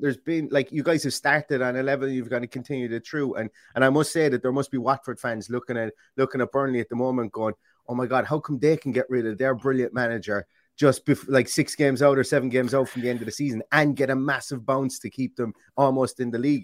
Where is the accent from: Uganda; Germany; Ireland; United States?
Ireland; you can tell I'm Irish